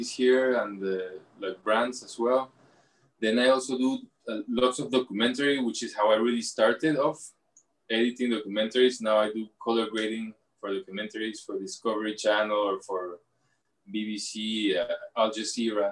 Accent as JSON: {"language": "English", "region": "Lima", "country": "Peru", "tie": "born or raised there", "said": "I'm from Lima, born in Lima, in Miraflores"}